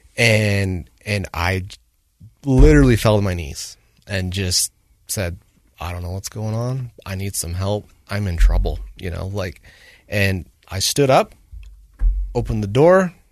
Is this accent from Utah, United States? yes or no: yes; Woods Cross, Utah, United States; also born or lived in North Salt Lake; I grew up in Woods Cross